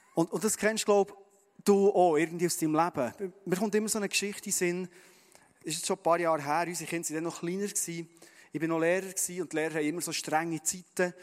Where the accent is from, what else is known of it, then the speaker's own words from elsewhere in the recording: Bernese Oberland, Switzerland; wir Berner Oberländer